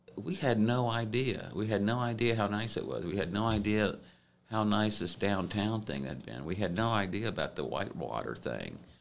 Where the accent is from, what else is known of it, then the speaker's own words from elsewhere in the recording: Gainesville, Florida, United States; moved away as an adult; now in Columbus, United States; I grew up mostly in Gainesville, Florida